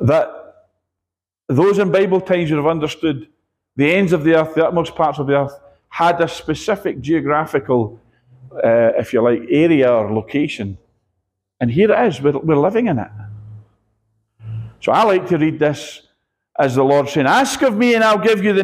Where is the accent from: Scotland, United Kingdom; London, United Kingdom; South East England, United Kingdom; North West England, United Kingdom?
Scotland, United Kingdom; I'm Scottish